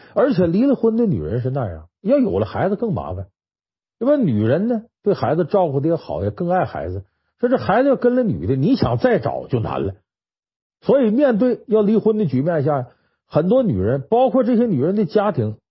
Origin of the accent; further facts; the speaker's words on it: China; 我们中国人